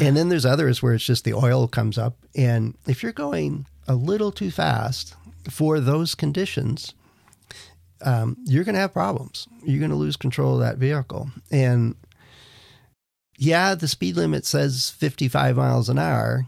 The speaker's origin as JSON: {"language": "English", "region": "Wisconsin", "country": "United States", "tie": "born or raised there", "moved": "yes", "said": "I grew up in Wisconsin"}